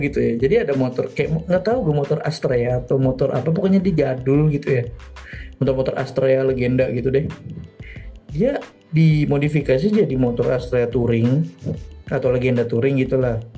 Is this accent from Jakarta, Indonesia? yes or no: yes; Jakarta, Indonesia; karena menurut gue dari Jakarta adalah macet karena mungkin gue dari dulu di Jakarta ya